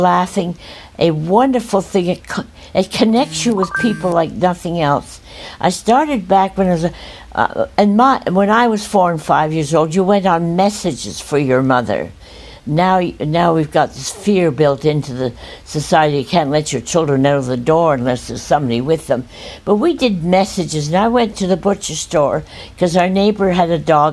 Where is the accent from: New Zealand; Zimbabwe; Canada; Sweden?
Canada; Montreal, Quebec; I was born in Montreal